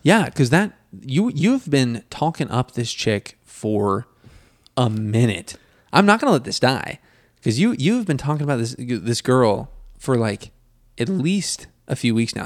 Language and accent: English; United States; being an American, I have a lot of pride in, in being an American